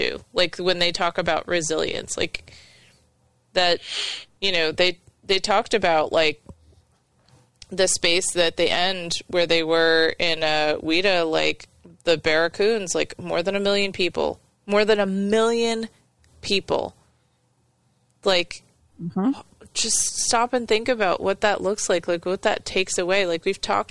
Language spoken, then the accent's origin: English; the North, United States; moved away; as a person growing up in the North